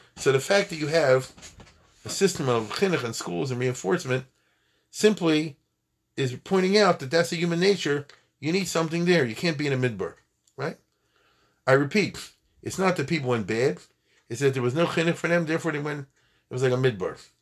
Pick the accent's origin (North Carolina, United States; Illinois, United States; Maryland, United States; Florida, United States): Maryland, United States; Baltimore; I'm from Baltimore